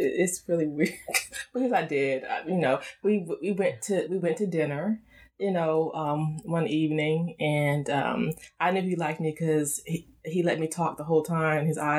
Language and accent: English; South Carolina, United States; born there; also born or lived in Europe; I was born in South Carolina, but my parents were in the military.